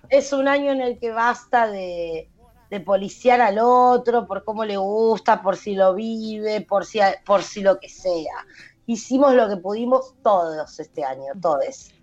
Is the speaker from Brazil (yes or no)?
no; Buenos Aires, Argentina; also born or lived in an unnamed Argentine province (birthplace); es mi historia, pero es la historia de mucha gente de este país que nació en alguna provincia y no se sabe cómo, está eh, con una familia de capital